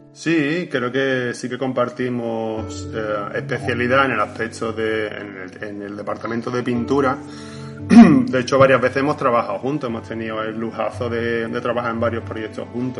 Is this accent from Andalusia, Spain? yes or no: yes; Montequinto, Andalusia, Spain; yo soy de Montequinto